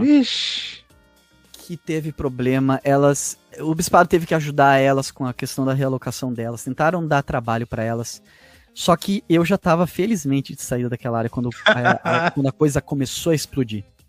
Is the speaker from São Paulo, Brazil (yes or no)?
no; Porto Alegre, Rio Grande do Sul, Brazil; na zona aqui que eu que eu cresci aqui em Porto Alegre